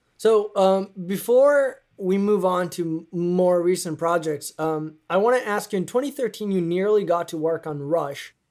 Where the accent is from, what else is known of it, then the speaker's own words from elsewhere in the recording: Italy; I'm from Italy, and I remember growing up with a lot of passion